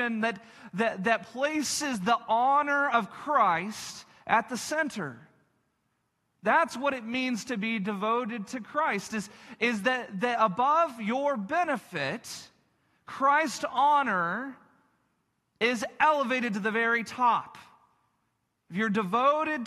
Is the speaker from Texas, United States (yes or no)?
yes; Texas Panhandle, United States; I grew up in the Texas Panhandle